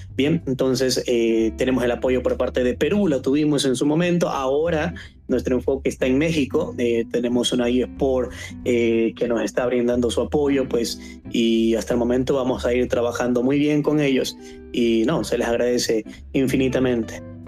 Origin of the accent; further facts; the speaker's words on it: Ecuador; aquí en Ecuador, en mi país